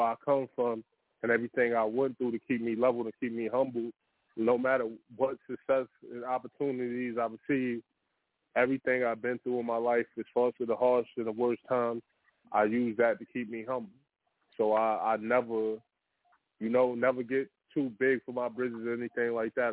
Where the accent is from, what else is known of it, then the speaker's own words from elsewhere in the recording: New York City, New York, United States; also born or lived in Virginia; now in Atlanta, United States; Born in Virginia, brought up in Brooklyn